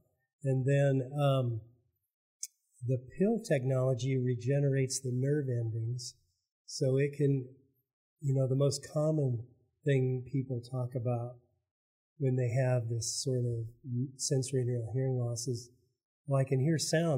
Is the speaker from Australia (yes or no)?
no; Idaho, United States; moved away as an adult; now in Oklahoma, United States; So I grew up in Idaho and got in the military to pay for medical school.